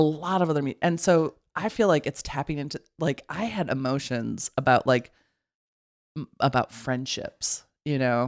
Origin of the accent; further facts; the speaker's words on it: Midwest, United States; I grew up in the Midwest